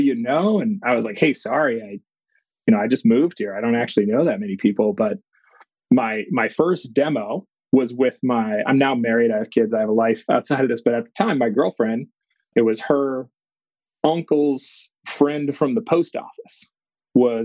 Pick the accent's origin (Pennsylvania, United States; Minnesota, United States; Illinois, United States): Minnesota, United States; moved away as an adult; also born or lived in Wisconsin / Boston; now in California, United States; I grew up in Minnesota